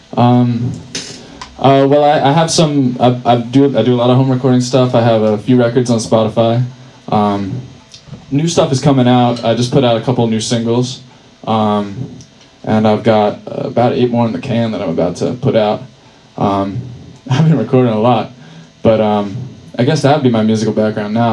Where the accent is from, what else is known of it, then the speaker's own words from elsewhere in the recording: Burlington, Vermont, United States; I'm from Burlington, so um, I had a set at my at my folks' home